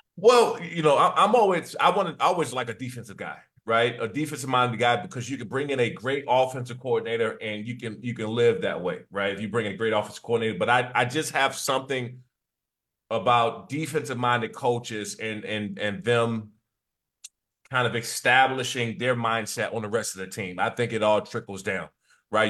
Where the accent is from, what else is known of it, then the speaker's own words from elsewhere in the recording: East Coast, United States; moved away as an adult; I'm from the East Coast